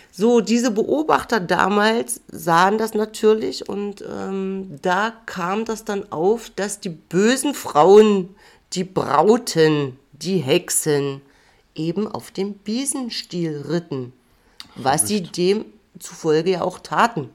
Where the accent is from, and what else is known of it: Mecklenburg-Vorpommern, Germany; born or raised there; now in Jena, Germany